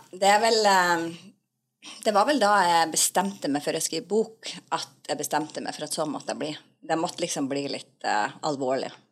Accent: Northern Norway, Norway; Jeg kommer fra Nord-Norge.

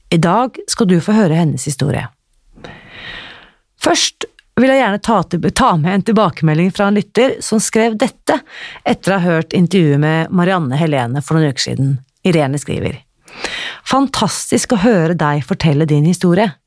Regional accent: Akershus, Norway; now in Uppsala, Sweden; Fra Akershus.

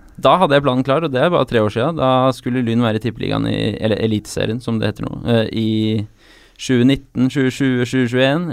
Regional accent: Oslo, Norway; Jeg er fra Ullevål

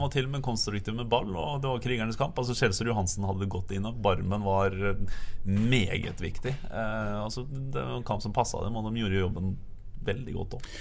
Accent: Østfold, Norway; also born or lived in Fredrikstad; now in Bergen, Norway; Jeg er nå østlending. Jeg, jeg, er ikke, jeg, er ikke, så glad i den kulda, selv om dere tror at det bare er is og vinter og sånt på Østlandet. Så er jeg fra Østfold

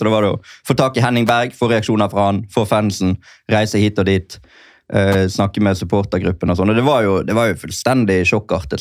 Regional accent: Norway; som nordmann

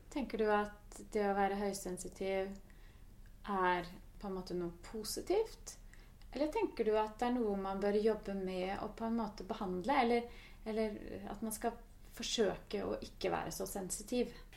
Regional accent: Norway; som nordmenn

